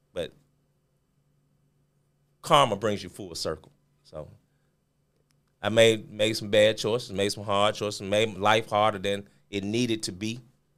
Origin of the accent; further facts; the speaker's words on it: Memphis, Tennessee, United States; I'm originally from Memphis, Tennessee, born and raised. Went to school here in Memphis, and went to college at Arkansas State.